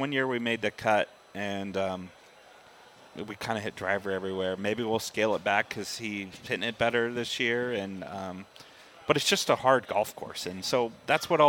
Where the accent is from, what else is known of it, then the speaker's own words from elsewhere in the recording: San Jose, California, United States; Growing up in San Jose, California